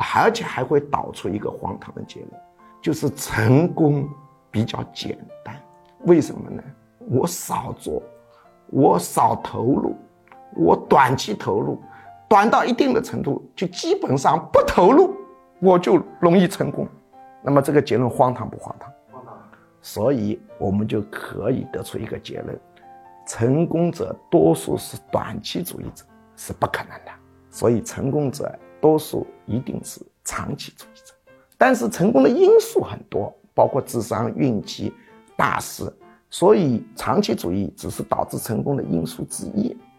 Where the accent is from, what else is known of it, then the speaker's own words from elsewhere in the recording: China; 我们中国人讲愚公移山